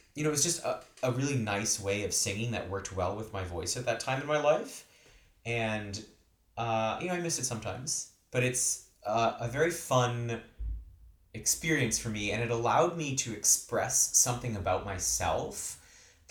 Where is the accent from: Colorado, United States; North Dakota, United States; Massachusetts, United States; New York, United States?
Massachusetts, United States; Boston; moved away as an adult; now in California, United States; I am originally from Boston, Massachusetts, so I grew up there.